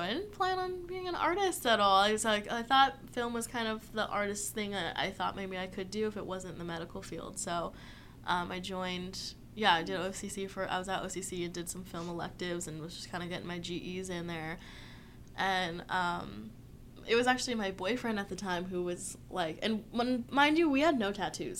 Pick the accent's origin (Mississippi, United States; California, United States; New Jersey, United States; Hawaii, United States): California, United States; Orange County; now in San Diego, United States; I'm from Orange County, so nice. just kind of grew up there